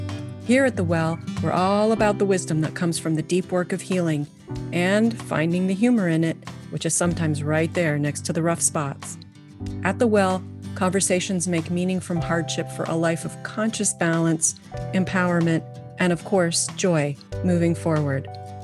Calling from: Kentucky, United States; I'm joining from Kentucky.

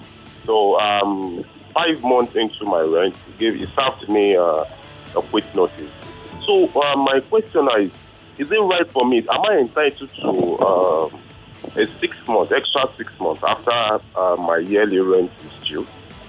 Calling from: Ikorodu, Lagos, Nigeria; I'm calling from Ikorodu.

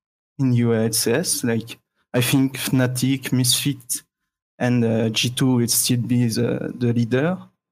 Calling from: Grand Est, France; Champagne, France.

